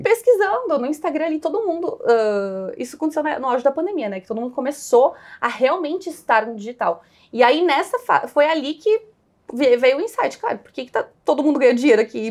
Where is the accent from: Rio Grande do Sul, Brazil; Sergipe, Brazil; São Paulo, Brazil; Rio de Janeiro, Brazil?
Rio Grande do Sul, Brazil; Caxias do Sul; moved away as an adult; also born or lived in Porto Alegre; nasci em Caxias do Sul, é, tive toda uma formação assim bem católica, em, em escolas bem tradicionais da cidade